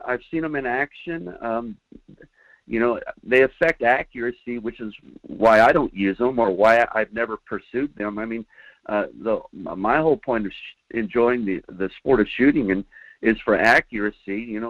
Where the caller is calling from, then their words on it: Fairbanks, Alaska, United States; Yeah, hi, Mike. … up in Fairbanks, Alaska.